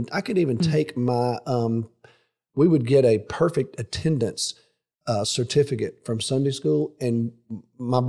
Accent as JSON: {"language": "English", "region": "Alabama", "country": "United States", "tie": "born or raised there", "said": "growing up in Alabama"}